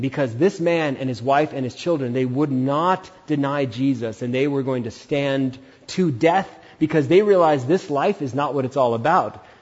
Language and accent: English; India; As an Indian